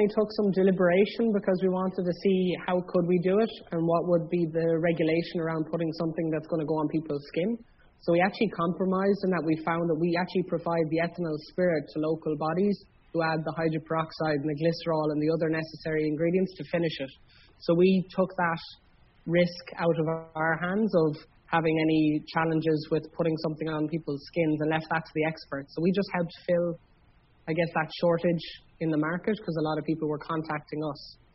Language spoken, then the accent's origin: English; Ireland; I am aware as Irish people